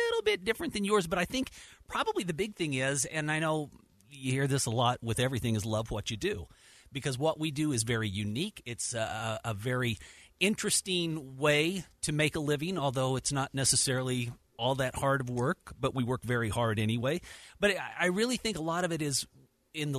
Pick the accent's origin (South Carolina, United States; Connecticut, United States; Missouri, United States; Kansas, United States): Kansas, United States; Dodge City; now in Salt Lake City, United States; I was born and raised in Dodge City, Kansas